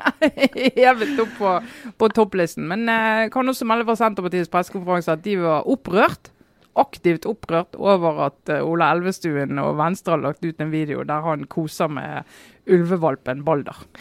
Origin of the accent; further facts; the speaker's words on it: Western Norway, Norway; som vestlending